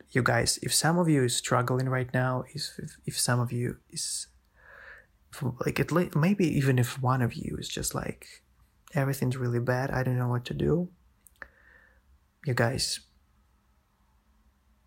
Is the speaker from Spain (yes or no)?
no; Russia; also born or lived in St. Petersburg, Russia; I transferred in here in my hometown